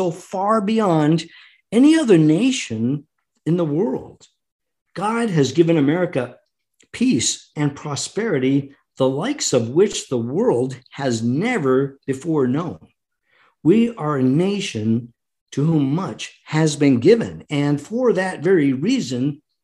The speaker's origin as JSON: {"language": "English", "country": "United States", "said": "we, the American people"}